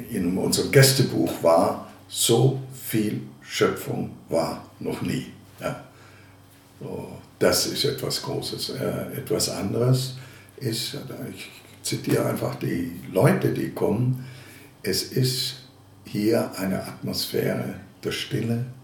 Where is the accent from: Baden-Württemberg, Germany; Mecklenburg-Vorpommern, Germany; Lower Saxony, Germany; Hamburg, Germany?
Baden-Württemberg, Germany; Ravensburg; now in Dresden, Germany; Geboren bin ich in der Gegend des Bodensees in Ravensburg. Manche kennen vielleicht die Ravensburger Spiele, also von dort komme ich her.